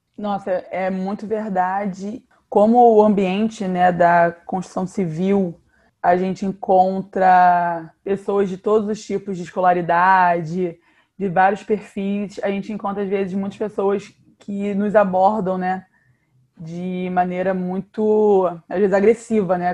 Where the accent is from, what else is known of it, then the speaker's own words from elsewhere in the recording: Rio de Janeiro, Brazil; também sou do Rio de Janeiro